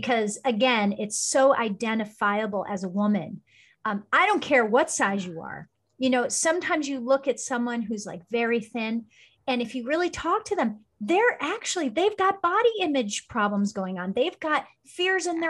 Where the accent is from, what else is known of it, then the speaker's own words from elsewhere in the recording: New Jersey, United States; moved away as an adult; also born or lived in Iowa; now in California, United States; growing up in New Jersey on the East Coast